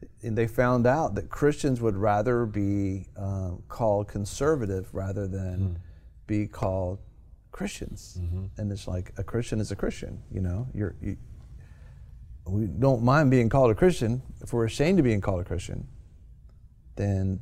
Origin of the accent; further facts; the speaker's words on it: United States; being born in America